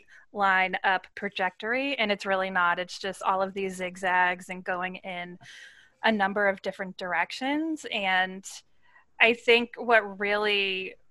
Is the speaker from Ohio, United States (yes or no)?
no; Massachusetts, United States; I grew up in Massachusetts